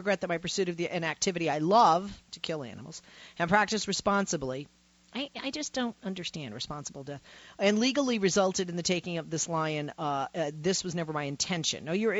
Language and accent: English; North Dakota, United States; I've been a lifelong hunter since I was a child growing up in North Dakota.